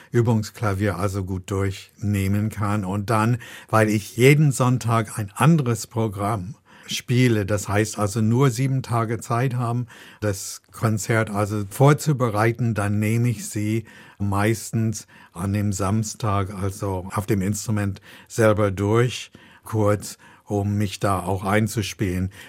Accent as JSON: {"language": "German", "country": "United States", "said": "Und ich komme aus den USA und dort haben wir das so gemacht, gemacht, dass wir"}